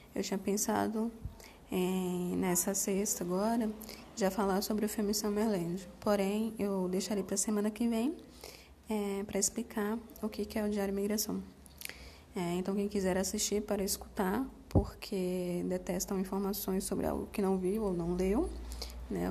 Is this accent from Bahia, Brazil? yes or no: yes; Salvador, Bahia, Brazil; moved away; also born or lived in Southeast Brazil; o fato de eu ser uma nordestina de Salvador, que mudou para o Sudeste né, no início de 2000